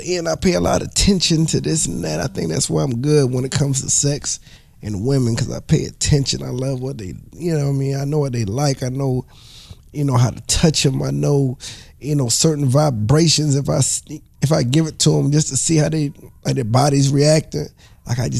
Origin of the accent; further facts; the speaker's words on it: the South, United States; I'm from the South